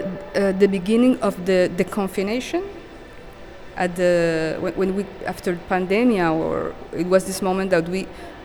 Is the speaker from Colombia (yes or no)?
yes; Cartagena, Bolívar, Colombia; moved away as an adult; now in Montreal, Canada; I come from Colombia, Cartagena specifically, from the Caribbean